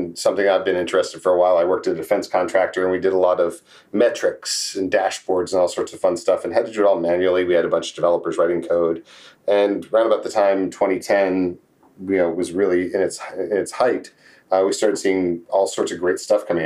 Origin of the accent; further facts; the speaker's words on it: Jacksonville, Florida, United States; also born or lived in Texas / New England; now in San Antonio, United States; I grew up in Jacksonville, Florida. Did my formative years there, and then became a Texan after